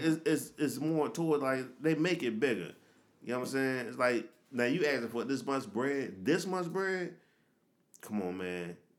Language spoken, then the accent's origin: English; Philadelphia, Pennsylvania, United States; I'm from Philly, so I go to the Eagles games and shit.